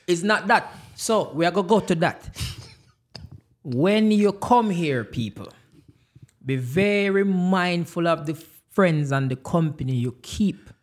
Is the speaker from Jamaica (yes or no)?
yes; Jamaica; now in United States; I am Jamaican.